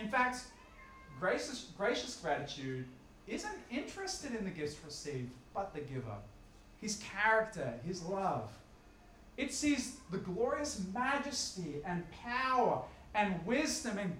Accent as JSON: {"language": "English", "country": "Australia", "also_born_or_lived": "Upper North Shore, Sydney", "said": "living where I live in wealthy Upper North Shore Sydney, or even by virtue of being Australian"}